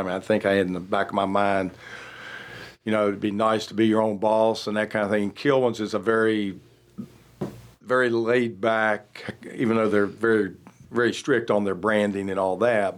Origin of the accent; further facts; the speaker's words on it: Roanoke, Virginia, United States; moved away as an adult; now in Charlotte, United States; growing up in Roanoke, my father, he was also in the food